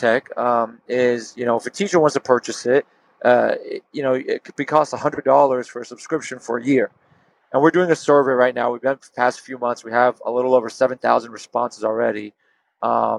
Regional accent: Houston, Texas, United States; we're from Houston

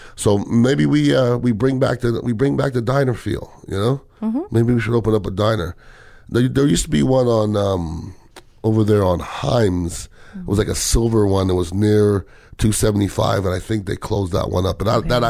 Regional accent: Montreal, Quebec, Canada; moved away; I grew up in Montreal, Canada.

